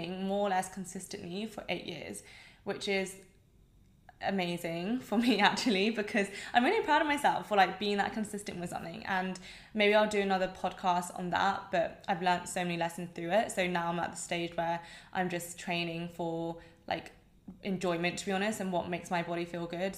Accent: England, United Kingdom; accent: English

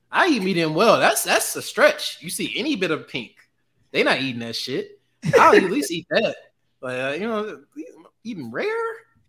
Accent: St. Louis, Missouri, United States; I'm from St. Louis, Missouri

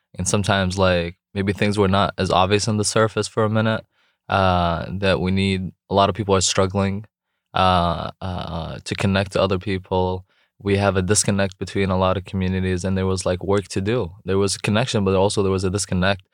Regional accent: Jordan; English is a second language; moved away as an adult; also born or lived in Raleigh, North Carolina, United States; now in North Carolina, United States; I was born in Raleigh, actually, at Rex Hospital. Grew up overseas in Jordan.

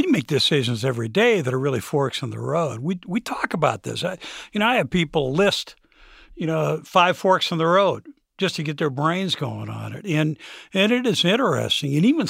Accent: Lima, Ohio, United States; As a kid, even as a young adult, I grew up in Lima, lower middle class.

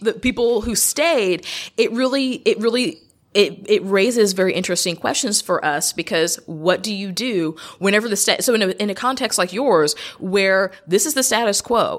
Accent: United States; I'm an American

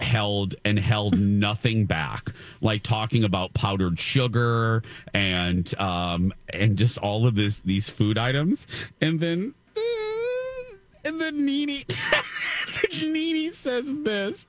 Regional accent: Indiana, United States; moved away; my home state of Indiana

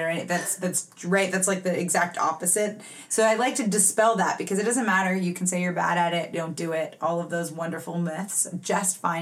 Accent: Los Angeles, California, United States; I'm born and raised

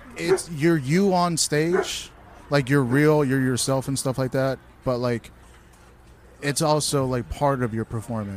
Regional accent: Houston, Texas, United States; I was born in Houston

